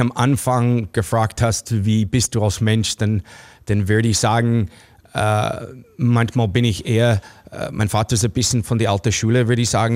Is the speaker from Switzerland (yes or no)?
no; Toronto, Ontario, Canada; German is a second language; moved away as an adult; also born or lived in New York, United States; now in Austria; ich bin aufgewachsen als Kind in Kanada mit, mit deutschsprachigen Eltern, die haben Deutsch zu Hause geredet